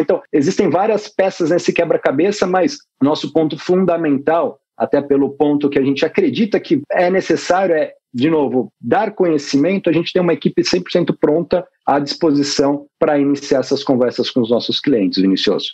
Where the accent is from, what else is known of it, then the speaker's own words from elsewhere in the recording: Botucatu, São Paulo, Brazil; moved away as an adult; now in São Paulo, Brazil; sou natural de Botucatu, interior do estado de São Paulo